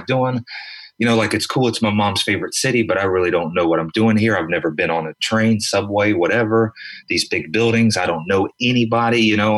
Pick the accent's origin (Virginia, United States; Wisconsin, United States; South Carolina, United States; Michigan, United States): South Carolina, United States; moved away as an adult; also born or lived in Florida / New York; now in Los Angeles, United States; I'm from South Carolina.